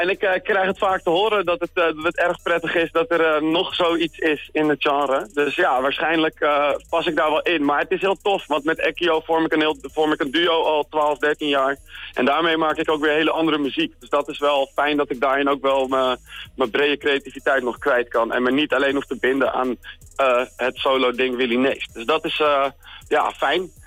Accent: Wilnis, Utrecht, Netherlands; moved away as an adult; now in Utrecht, Netherlands; geboren in Wilnis

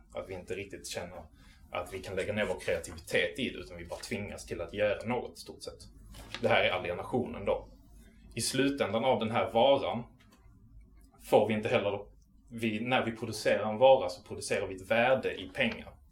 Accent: Malmö, Skåne, Sweden; also born or lived in Arlöv; jag är från Malmö. Jag är uppväxt i eh, Arlöv och Rosengård

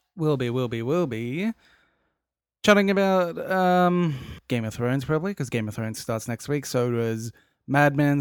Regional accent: Australia; I am Australian and I work in the Australian industry

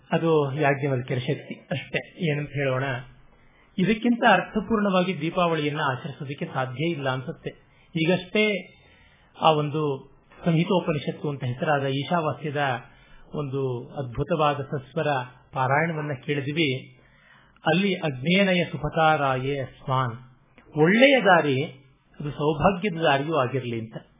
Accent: Kannadiga, Karnataka, India; ನಾವು ಕನ್ನಡಿಗರೆಲ್ಲ

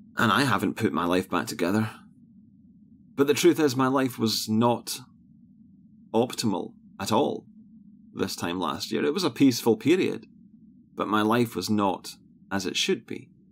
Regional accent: Scotland, United Kingdom; born or raised there

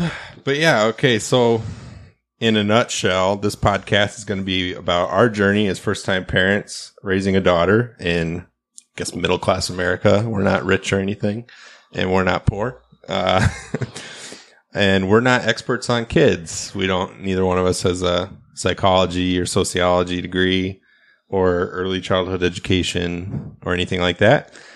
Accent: Midwest, United States; we're from the Midwest

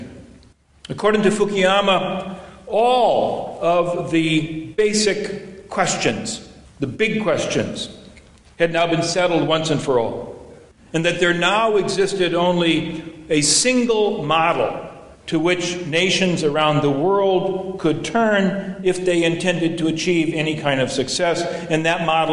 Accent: Indiana, United States; also born or lived in Illinois; now in New England, United States; I was born in Illinois and grew up in Indiana.

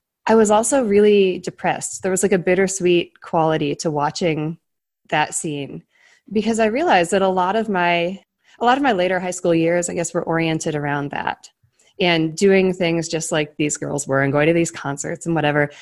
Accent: Cleveland, Ohio, United States; moved away; I grew up in Cleveland.

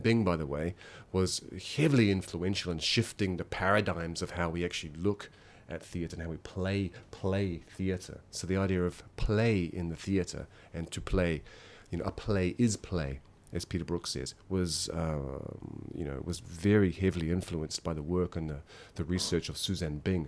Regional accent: Masterton, Wellington, New Zealand; moved away as an adult; now in Yokohama, Japan; I'm originally from New Zealand, a small town in New Zealand called Masterton

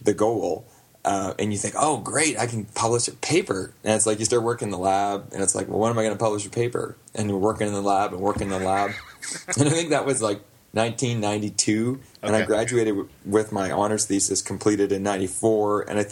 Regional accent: Glencoe, Ontario, Canada; my hometown of Glencoe, Ontario

